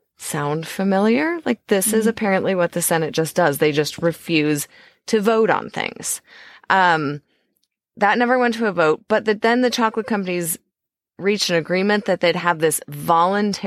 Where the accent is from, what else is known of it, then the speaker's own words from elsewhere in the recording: Iowa, United States; We're from Iowa.